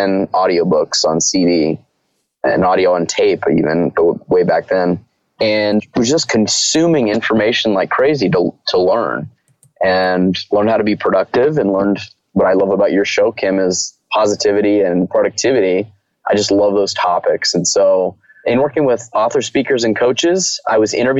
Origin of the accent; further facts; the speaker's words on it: Southern California, United States; My background is I grew up in Southern California